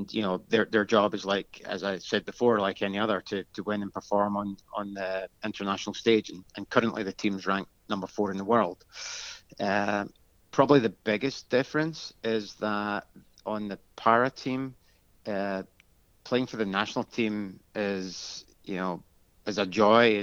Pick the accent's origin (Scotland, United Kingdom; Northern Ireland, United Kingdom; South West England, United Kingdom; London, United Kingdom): Scotland, United Kingdom; Glasgow; moved away as an adult; now in United States; I'm not originally from the US. I'm born and bred in Glasgow, Scotland